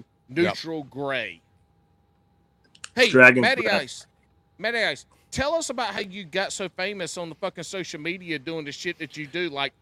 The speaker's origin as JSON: {"language": "English", "region": "South Carolina", "country": "United States", "said": "I'm from the South. I'm from the Carolinas."}